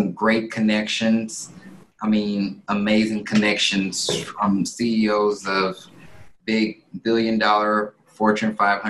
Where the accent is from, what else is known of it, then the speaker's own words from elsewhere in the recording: Alpharetta, Georgia, United States; moved away as an adult; also born or lived in Houston, Texas; now in Dallas, United States; in middle school I moved over to Alpharetta, Georgia, which is a town a little north of Atlanta. Yep. And lived there, went to high school out there